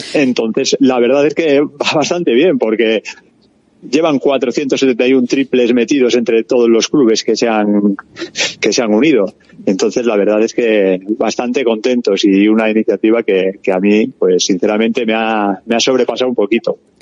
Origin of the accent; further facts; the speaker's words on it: Cáceres, Extremadura, Spain; moved away; also born or lived in Biscay; yo soy de Cáceres